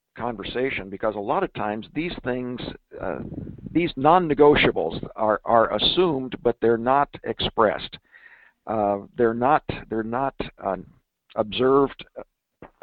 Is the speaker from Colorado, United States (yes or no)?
yes; Denver, Colorado, United States; my hometown of Denver, Colorado